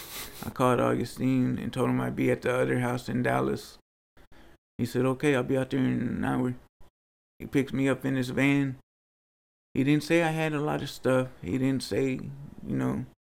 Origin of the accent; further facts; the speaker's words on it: Nigeria; Oh, I'm from Nigeria. I'm a Niger.